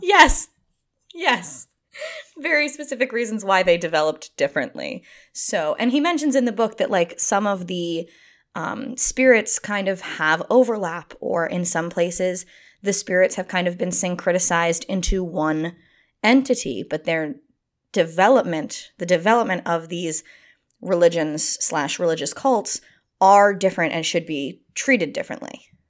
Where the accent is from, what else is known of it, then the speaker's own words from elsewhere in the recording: United States; as an American person